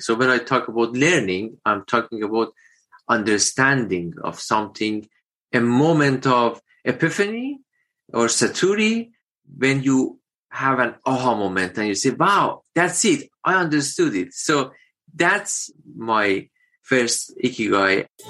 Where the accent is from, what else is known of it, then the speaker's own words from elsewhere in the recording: Iran; moved away as an adult; also born or lived in United Kingdom; now in Wagga Wagga, Australia; my home country, Iran